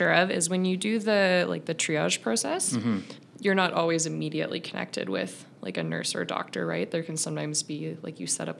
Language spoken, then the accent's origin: English; British Columbia, Canada; I grew up in British Columbia.